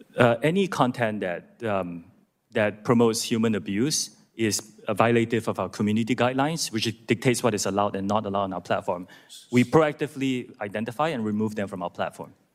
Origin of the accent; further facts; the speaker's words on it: Singapore; moved away as an adult; also born or lived in United Kingdom / United States; I'm from Singapore. That's where I was born, that's where my parents. And after serving in Singapore's military